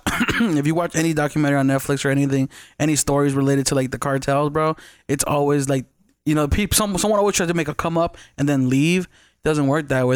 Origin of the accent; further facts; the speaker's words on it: Las Vegas, Nevada, United States; first language Spanish; English is a second language; also born or lived in East Los Angeles / Tijuana area, Baja California; I grew up there till about, I was about six, and then we moved to Vegas